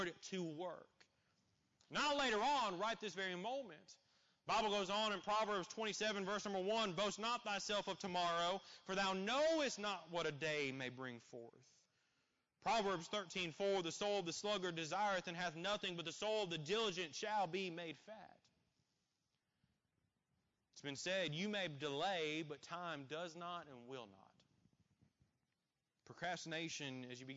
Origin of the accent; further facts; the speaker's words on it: Columbus, Indiana, United States; I grew up in Columbus, Indiana